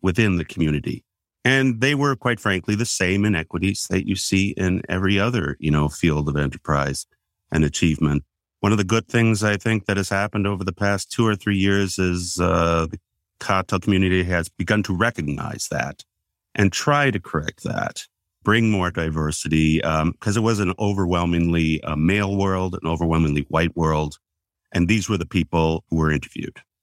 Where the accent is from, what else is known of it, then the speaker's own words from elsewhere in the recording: Wisconsin, United States; I'm from Wisconsin